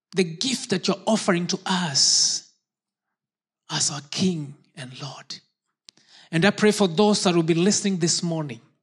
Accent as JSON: {"language": "English", "country": "Kenya", "tie": "born or raised there", "moved": "yes", "said": "I was born in Kenya"}